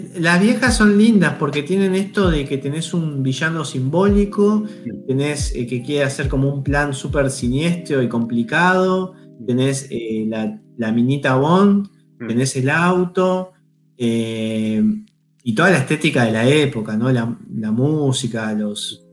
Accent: Argentina; nosotros venimos de ahí, como argentinos venimos de ahí

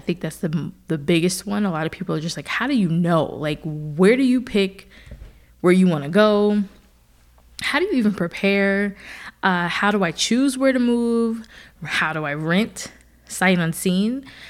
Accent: New Jersey, United States; also born or lived in Philadelphia / Austin / Seattle; now in Atlanta, United States; I've lived in Philadelphia for a little while when I went to Temple for school. And then, of course, I'm from New Jersey. And then from there, I moved to Atlanta for the first time.

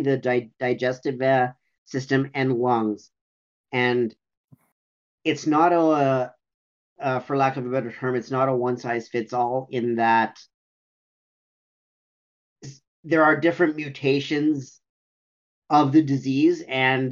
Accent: Sudbury, Ontario, Canada; my hometown of Sudbury

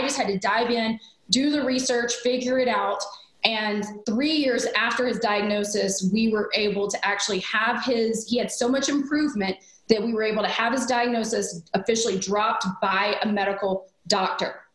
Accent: small town in Alabama, United States; I was raised in the South, a very traditional way

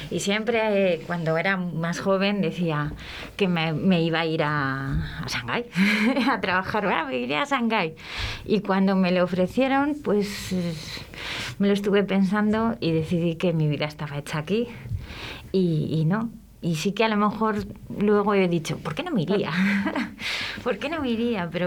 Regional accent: Spain; Como españoles que somos, defendamos

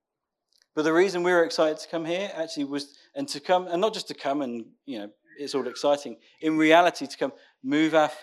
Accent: Northampton, East Midlands, United Kingdom; moved away as an adult; now in Raunds, United Kingdom; We're born and bred in Northampton

